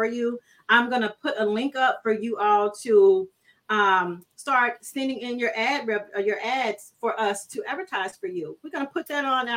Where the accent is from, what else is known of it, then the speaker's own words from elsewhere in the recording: Brookhaven, United States; moved away; also born or lived in Bogalusa; I'm from Brookhaven. I'm straight out the hood.